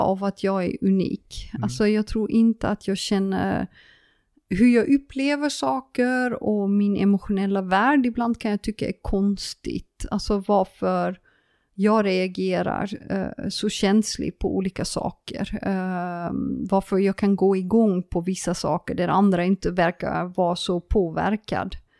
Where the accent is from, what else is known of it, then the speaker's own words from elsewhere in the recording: Friesland, Netherlands; Swedish is a second language; moved away as an adult; now in Sweden; Jag är en holländare som flyttade till Sverige. Eh, en frisare som flyttade till Sverige